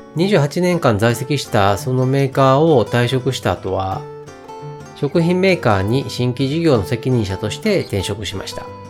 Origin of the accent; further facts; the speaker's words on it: Kyoto, Japan; 出身は生まれも育ちも京都です。京都の中でも、南の方にある伏見という場所で生まれ、今も住んでいます。